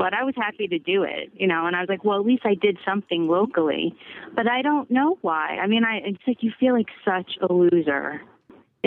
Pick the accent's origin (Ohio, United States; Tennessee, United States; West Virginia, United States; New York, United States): New York, United States; Brooklyn / Long Island; moved away as an adult; now in Bay Area, United States; I'm from Brooklyn